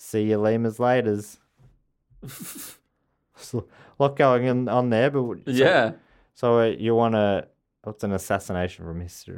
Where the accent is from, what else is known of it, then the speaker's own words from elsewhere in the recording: London, United Kingdom; I'm from South London.